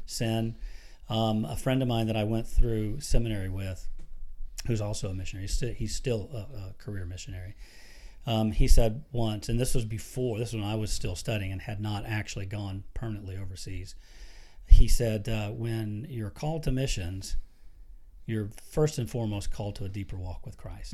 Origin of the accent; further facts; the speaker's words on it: Florida, United States; moved away as an adult; we grew up down in Florida.